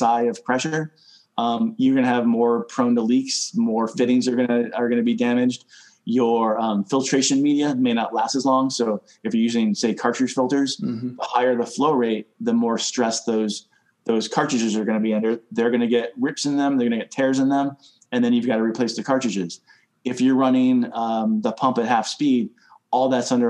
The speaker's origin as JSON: {"language": "English", "region": "Connecticut", "country": "United States", "said": "I come from Connecticut. We had an above ground pool when I was growing up"}